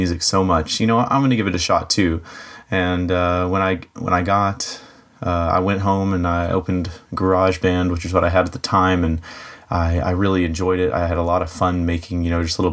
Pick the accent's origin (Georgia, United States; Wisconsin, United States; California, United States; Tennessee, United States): Tennessee, United States; Dunlap; I am from Dunlap, Tennessee. It's a little bit north of Chattanooga, Tennessee, if you know where that is.